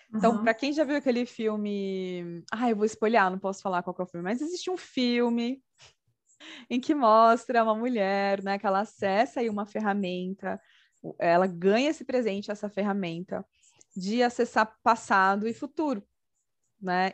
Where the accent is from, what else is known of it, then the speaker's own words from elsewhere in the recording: Brazil; como brasileiros